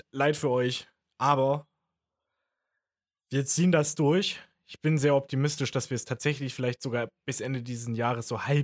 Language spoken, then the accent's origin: German; Germany; Ich bin Deutscher, ich bin der Experte.